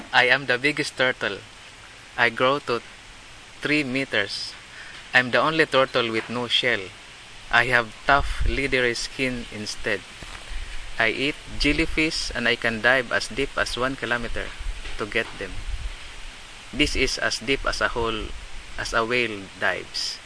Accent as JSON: {"language": "English", "town": "Ormoc", "region": "Eastern Visayas", "country": "Philippines", "moved": "as an adult", "lives_now": "Kenya", "said": "I came from the Philippines."}